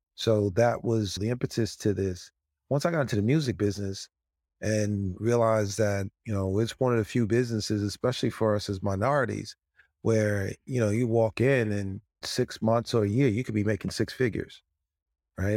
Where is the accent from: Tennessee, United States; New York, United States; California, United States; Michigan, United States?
New York, United States; White Plains; we lived in a five-family home in White Plains, New York